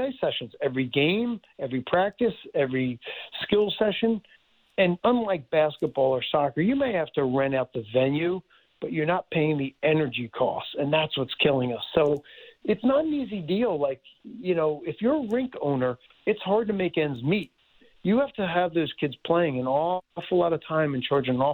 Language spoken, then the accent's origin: English; Philadelphia, Pennsylvania, United States; I grew up in Philadelphia